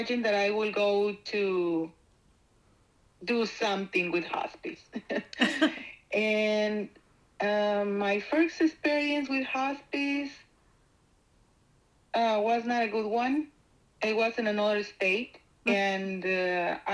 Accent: Mexico; moved away; I am from Mexico

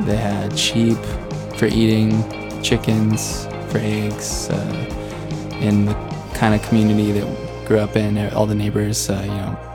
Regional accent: Indian Lakes, California, United States; we're from Indian Lakes, that's where we're from

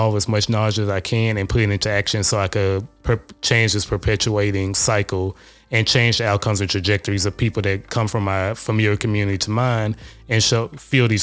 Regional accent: Shreveport, Louisiana, United States; moved away; from good old-fashioned Shreveport, Louisiana

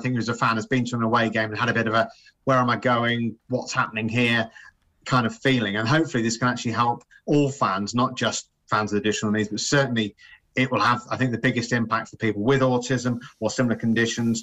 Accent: Cambridge, East of England, United Kingdom; moved away as an adult; now in North West England, United Kingdom; I grew up in Cambridge. I was born and bred there

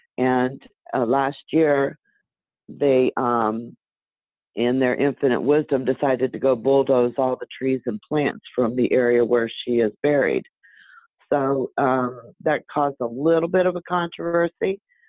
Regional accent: Fort Myers, Florida, United States; I'm from Fort Myers, Florida

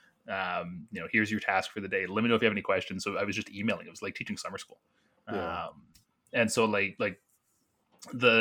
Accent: Burlington, Ontario, Canada; moved away; I'm actually from Burlington. And So my family is down there

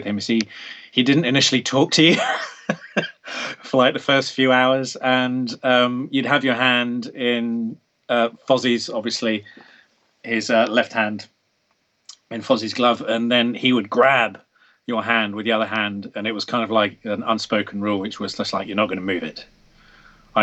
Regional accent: England, United Kingdom; being English

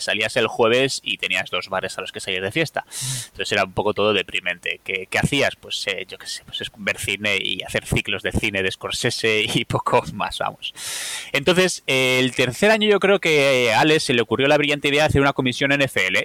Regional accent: Bilbao, Basque Country, Spain; yo que soy un seguidor de los Packers de Bilbao

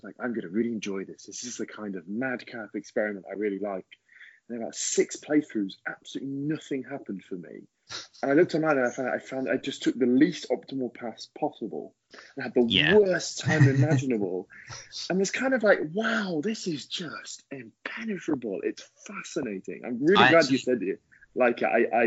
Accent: Rugby, West Midlands, United Kingdom; born or raised there

